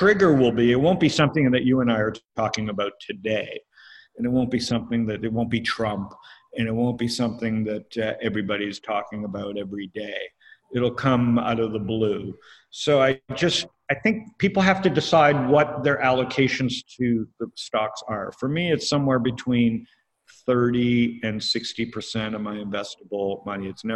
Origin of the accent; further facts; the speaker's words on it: Canada; I'm Canadian.